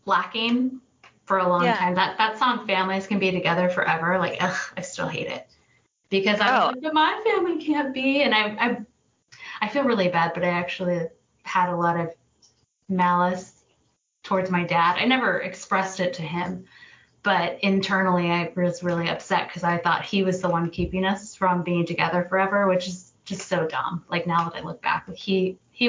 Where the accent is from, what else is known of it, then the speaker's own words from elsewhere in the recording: Northern Virginia, United States; I grew up in Northern Virginia. So I mean, I was born here and raised here